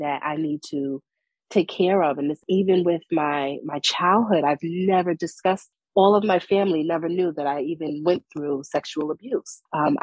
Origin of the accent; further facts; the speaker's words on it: New York City, New York, United States; moved away as an adult; now in North Carolina, United States; The community where I've grown up, you know, I'm from Brooklyn, New York